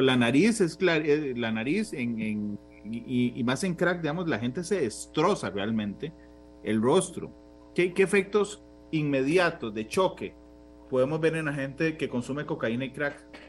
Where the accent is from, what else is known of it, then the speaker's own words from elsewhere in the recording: Costa Rica; como el tico promedio